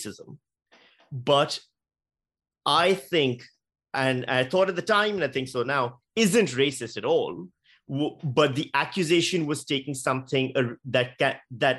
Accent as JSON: {"language": "English", "town": "Karachi", "region": "Sindh", "country": "Pakistan", "tie": "born or raised there", "moved": "as an adult", "lives_now": "Australia", "said": "as a Pakistani guy who grew up in Pakistan"}